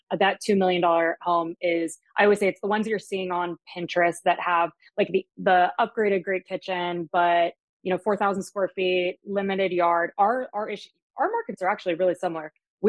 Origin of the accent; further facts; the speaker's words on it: Germany; now in Jupiter, United States; My dad's German. I grew up in Germany. Moved back to the States.